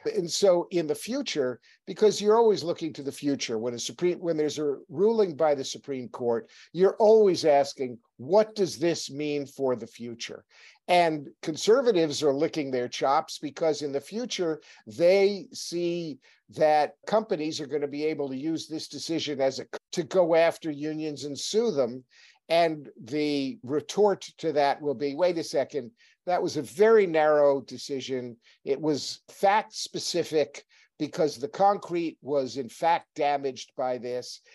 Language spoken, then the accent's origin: English; New Hampshire, United States; I'm from New Hampshire.